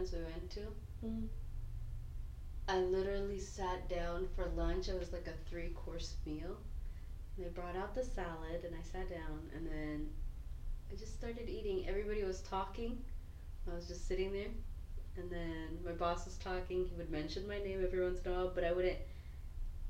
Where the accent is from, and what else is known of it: Kenya; now in United States